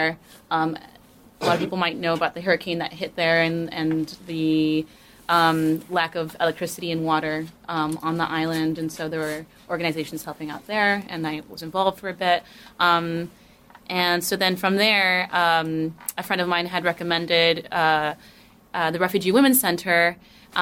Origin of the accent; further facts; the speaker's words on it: United States; I'm from the US